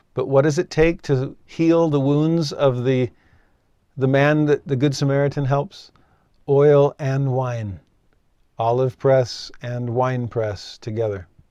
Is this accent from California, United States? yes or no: yes; Valencia, California, United States; I grew up in Southern California, just north of Los Angeles, And Six Flags Magic Mountain was in my hometown